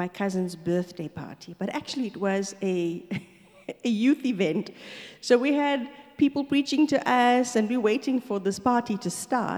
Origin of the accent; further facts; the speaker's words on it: Stanger, KwaZulu-Natal, South Africa; moved away as an adult; also born or lived in Darnall / Durban / Johannesburg; we moved to Stanger. So I grew up in Stanger. I did my whole schooling in a little sugarcane plantation town